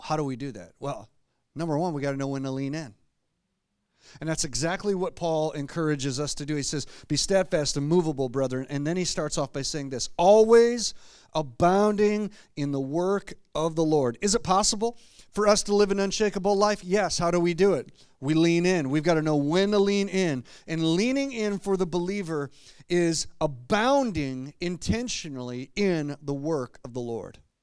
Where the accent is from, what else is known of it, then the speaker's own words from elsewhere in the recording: Clarkston, Michigan, United States; moved away as an adult; also born or lived in Grand Rapids, Michigan; I grew up in Clarkston, uh, Michigan, not too far from here, and until I moved to Grand Rapids years ago